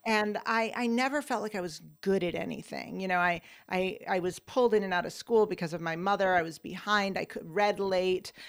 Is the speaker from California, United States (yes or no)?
no; Ithaca, New York, United States; moved away; my hometown of Ithaca, New York